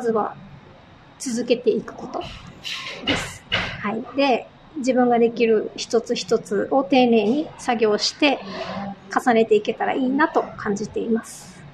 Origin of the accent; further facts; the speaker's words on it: Amami Ōshima, Kagoshima, Japan; now in Okinawa, Japan; 私は沖縄県出身ではなくて、はい、鹿児島県の奄美大島出身なんですけれど